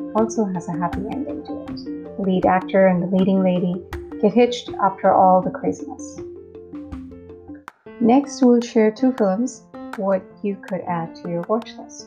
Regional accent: Mumbai, Maharashtra, India; first language Hindi; English is a second language; I'm from India, born in Mumbai. Hindi is native to me.

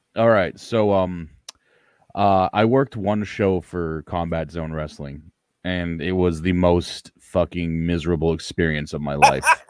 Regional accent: Ottawa, Ontario, Canada; in C4 here in Ottawa, my hometown

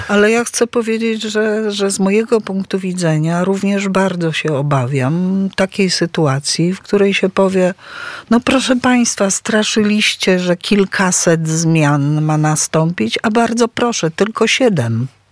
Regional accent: Tricity, Pomeranian Voivodeship, Poland; Też jestem z Trójmiasta

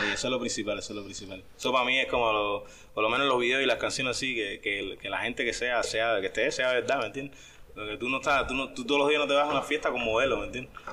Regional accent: Cuba; de Cuba

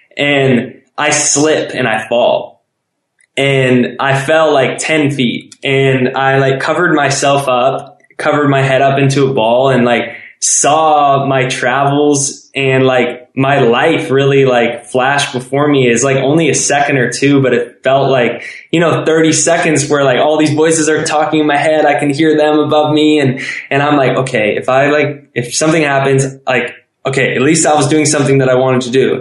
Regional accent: San Diego, California, United States; I grew up in San Diego where I went to school

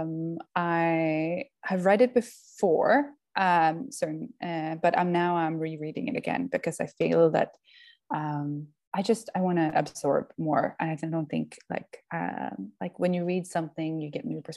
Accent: Stockholm archipelago, Stockholm County, Sweden; moved away; I am from Sweden and from the outside area of Stockholm. So I'm from the archipelago there

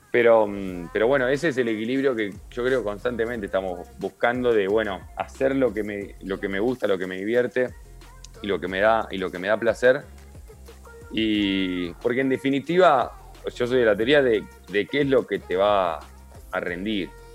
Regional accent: Comodoro Rivadavia, Chubut, Argentina; moved away; also born or lived in Neuquén; yo me crié en Comodoro Rivadavia, después viví en Neuquén

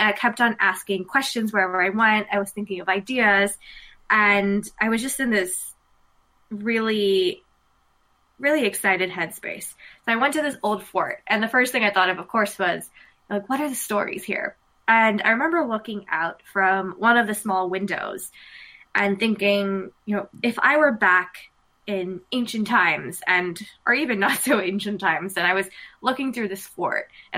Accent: United States; being Indian American

